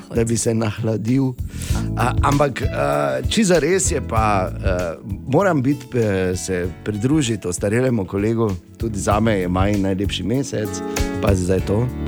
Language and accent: Slovenian; Slovenia; smo Slovenci